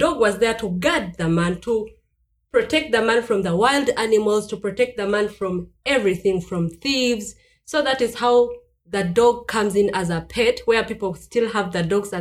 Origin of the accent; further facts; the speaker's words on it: Uganda; moved away as an adult; now in Stuttgart, Germany; I come from Uganda, and currently I'm living in Stuttgart